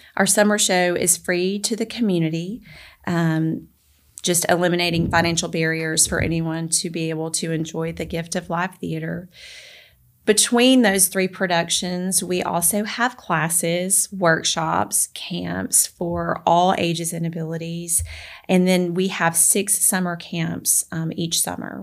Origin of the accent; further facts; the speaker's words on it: Memphis, Tennessee, United States; moved away as an adult; also born or lived in Alaska; now in Collierville, United States; my husband and I were both born and raised in the Memphis area